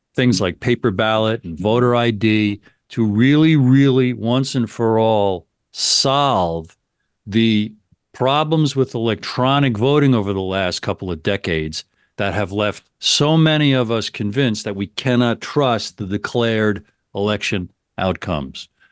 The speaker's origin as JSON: {"language": "English", "country": "United States"}